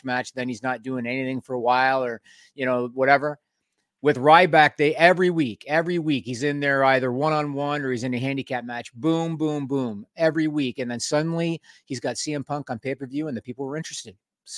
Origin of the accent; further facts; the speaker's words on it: Canada; We're Canadian. You're supposed to be ready for that weather.